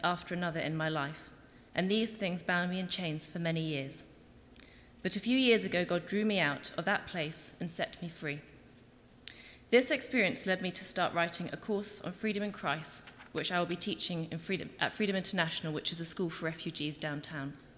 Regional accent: England, United Kingdom; moved away as an adult; now in Winnipeg, Canada; I'm from England, not Winnipeg, and I've lived in Winnipeg for just over a year

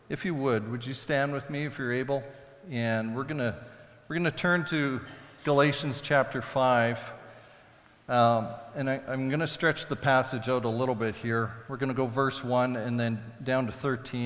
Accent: Saskatoon, Saskatchewan, Canada; when I grew up in Saskatoon, we had a large crabapple tree in the backyard

